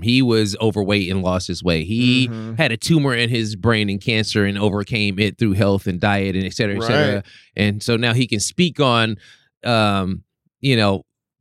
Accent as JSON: {"language": "English", "town": "Los Angeles", "region": "California", "country": "United States", "tie": "born or raised there", "said": "I'm from South Central Los Angeles"}